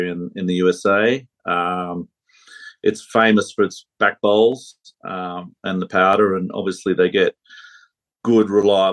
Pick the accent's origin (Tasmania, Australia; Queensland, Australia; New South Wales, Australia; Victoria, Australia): New South Wales, Australia; Sydney; moved away as an adult; now in Colorado, United States; I'm originally from Sydney. My family's from Sydney. Grew up there and we moved to Colorado about 11 years ago.